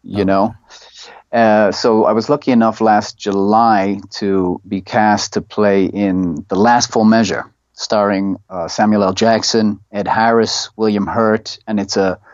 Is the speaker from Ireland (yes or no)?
yes; Ireland; moved away as an adult; now in Thailand; We studied Irish in all throughout school